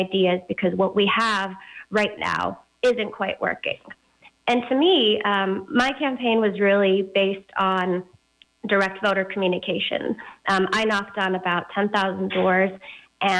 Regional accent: Fremont, California, United States; also born or lived in Stanford, California; now in Oakland, United States; So I was born in Fremont, a little outside of Oakland. I spent most of my childhood there

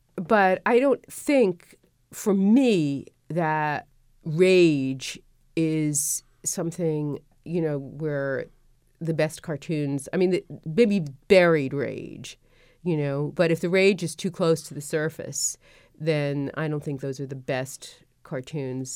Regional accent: New York City, New York, United States; moved away; I grew up in Brooklyn

